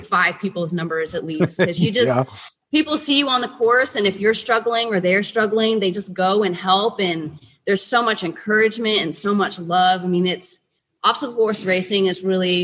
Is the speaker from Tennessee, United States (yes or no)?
yes; Chattanooga, Tennessee, United States; Chattanooga, Tennessee, which is my hometown